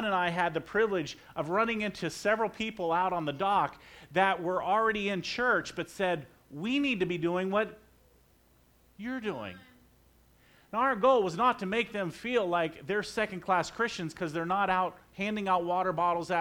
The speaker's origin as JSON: {"language": "English", "region": "Florida", "country": "United States", "tie": "born or raised there", "moved": "yes", "said": "I was raised in Florida"}